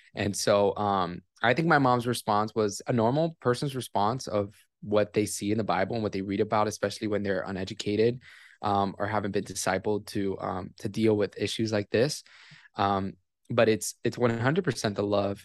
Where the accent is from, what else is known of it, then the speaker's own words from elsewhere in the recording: Miami, Florida, United States; I was born and raised in Miami, Florida